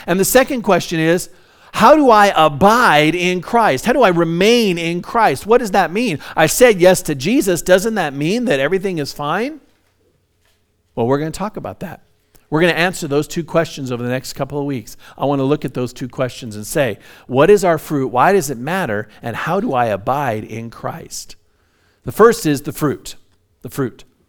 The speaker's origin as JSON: {"language": "English", "town": "Hesperia", "region": "California", "country": "United States", "tie": "born or raised there", "also_born_or_lived": "Orange County, California", "said": "my dad, uh, bought a large piece of property in Hesperia back in the seventies, and we moved from Orange County up to, uh, Hesperia."}